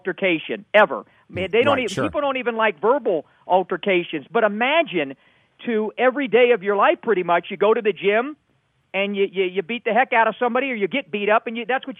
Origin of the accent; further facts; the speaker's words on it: Miami, Florida, United States; when I was a little boy growing up in Miami